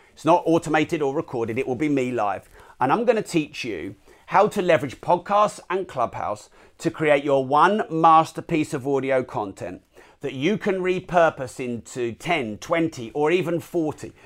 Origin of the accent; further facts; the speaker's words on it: United Kingdom; I'm British